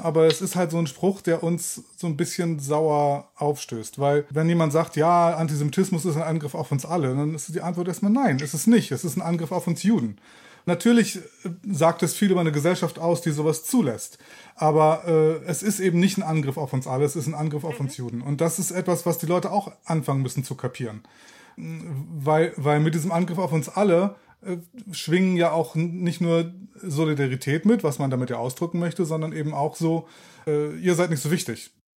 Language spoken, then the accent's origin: German; Germany; moved away as an adult; now in Israel; als Deutscher